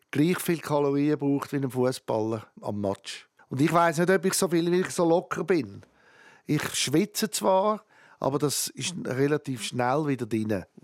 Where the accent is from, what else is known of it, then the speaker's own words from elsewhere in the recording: Switzerland; weil ich nicht auf Amerika zügeln Ich bin Schweizer.